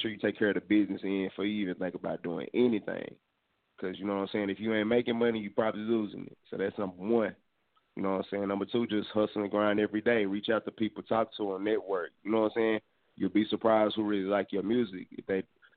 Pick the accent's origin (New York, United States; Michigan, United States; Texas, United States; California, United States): Texas, United States; Dallas; I'm originally from Dallas, Texas.